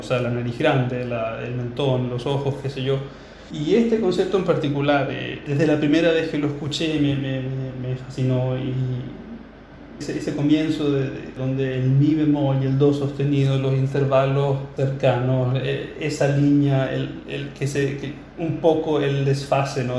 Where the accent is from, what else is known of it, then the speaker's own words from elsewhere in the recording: Chile; also born or lived in Berlin; intérprete chileno